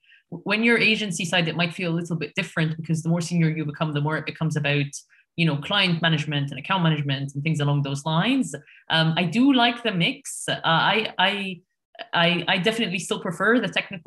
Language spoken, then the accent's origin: English; Egypt; moved away as an adult; now in United Kingdom; I'm currently based in the UK, but I was born and raised in Egypt